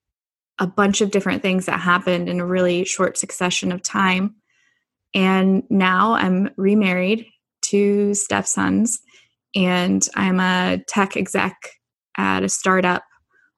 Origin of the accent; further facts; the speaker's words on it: Richmond, California, United States; So I grew up in the Bay Area in California. So I grew up in Richmond, California.